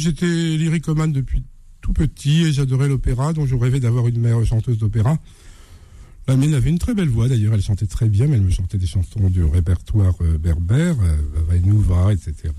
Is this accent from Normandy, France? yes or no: yes; Normandy, France; also born or lived in Blainville-sur-Orne; je suis né en Normandie de parents euh, algériens.